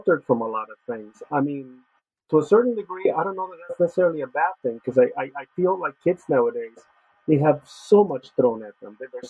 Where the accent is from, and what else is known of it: Los Angeles, California, United States; born or raised there; moved away